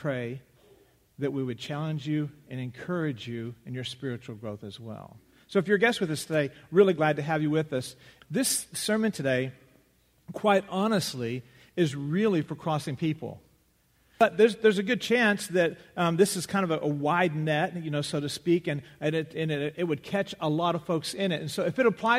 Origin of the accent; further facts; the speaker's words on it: West Texas, United States; Growing up in West Texas